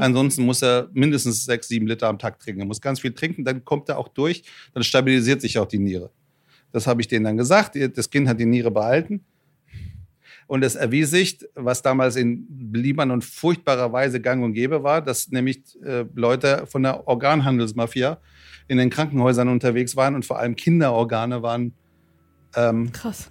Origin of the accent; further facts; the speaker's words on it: Frankfurt, Hesse, Germany; also born or lived in Iran; ich bin Frankfurter, ich hoffe, das hört man. Äh, ich bin mit 13 Jahren aus, aus dem Iran nach Frankfurt gekommen